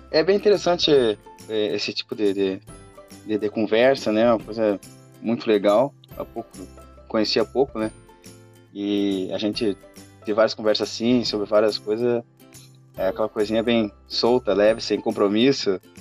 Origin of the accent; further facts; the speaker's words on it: Santa Maria, Rio Grande do Sul, Brazil; nós somos de Santa Maria